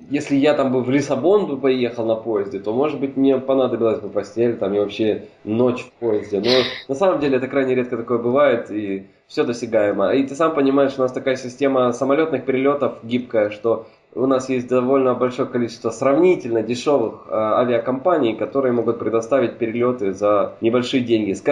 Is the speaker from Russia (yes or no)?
no; Hungary; Russian is a second language; Особенно учитывая тот факт, что мы с тобой говорим сейчас на русском языке, а родом я из Венгрии, да?